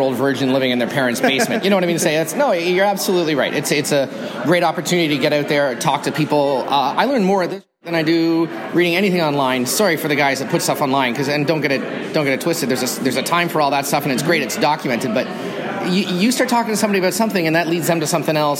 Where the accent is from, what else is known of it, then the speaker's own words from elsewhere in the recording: Toronto, Ontario, Canada; I'm from Toronto, just outside of Toronto, 40 minutes outside of Toronto